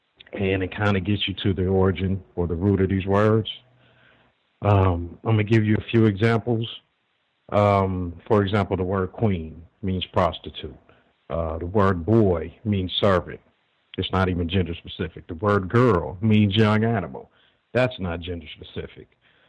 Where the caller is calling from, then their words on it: Los Angeles, California, United States; I'm calling from Los Angeles, and I don't know if you're still having us classify ourselves, but I'm non-white.